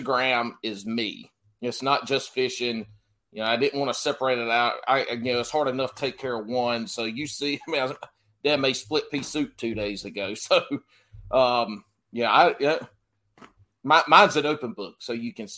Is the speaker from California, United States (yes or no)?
no; South Carolina, United States; now in North Carolina, United States; Even though I live in North Carolina now, I was born and raised in South Carolina